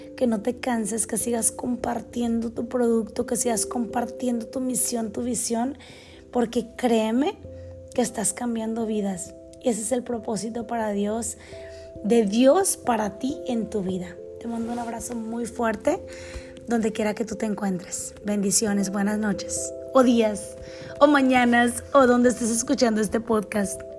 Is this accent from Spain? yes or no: no; Mexico; moved away as an adult; also born or lived in United States / Canada; crecí, crecí en México, la mayor parte de mi vida la pasé 20, 20 años en México, 8 años en Canadá